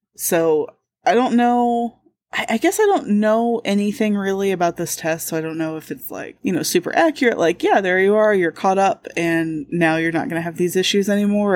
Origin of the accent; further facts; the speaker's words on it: Indiana, United States; I'm from Indiana